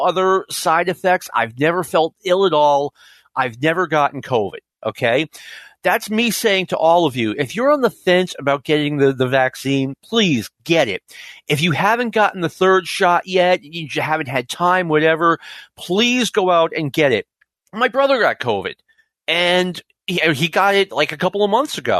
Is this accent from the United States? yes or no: yes; Nashua, New Hampshire, United States; I grew up in Nashua, New Hampshire around here